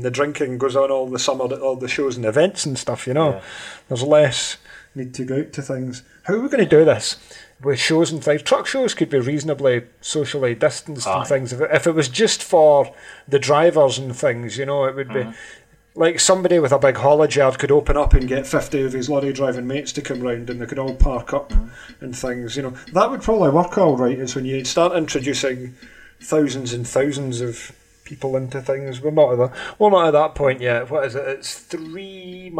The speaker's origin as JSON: {"language": "English", "region": "Scotland", "country": "United Kingdom", "said": "Being Scottish."}